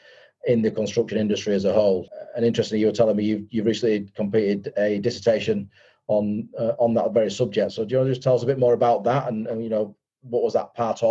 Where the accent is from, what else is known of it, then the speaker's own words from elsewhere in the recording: Leeds, Yorkshire and the Humber, United Kingdom; Leeds, to be fair, my hometown